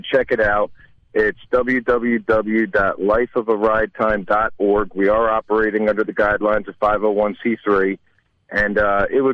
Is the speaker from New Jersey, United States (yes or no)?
yes; New Jersey, United States; my home state in New Jersey